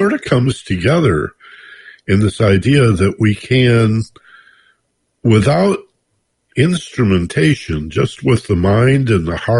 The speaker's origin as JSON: {"language": "English", "region": "Michigan", "country": "United States", "tie": "born or raised there", "moved": "yes", "lives_now": "Los Angeles, United States", "said": "I grew up in Michigan"}